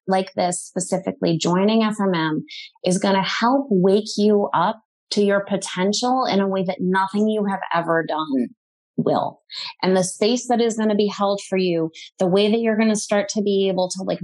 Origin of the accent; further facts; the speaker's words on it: New England, United States; I grew up in New England